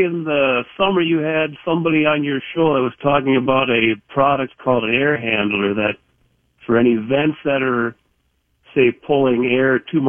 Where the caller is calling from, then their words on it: Delano, Minnesota, United States; I'm calling from Delano.